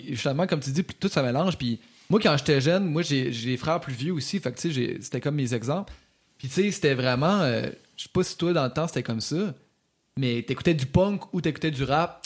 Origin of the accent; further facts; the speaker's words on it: Quebec City, Quebec, Canada; Je viens de Sainte-Foy